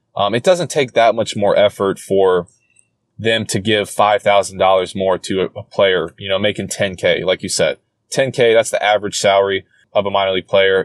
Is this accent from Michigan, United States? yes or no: no; Charlotte, North Carolina, United States; I grew up in Charlotte. I grew lived there for 17, 18 years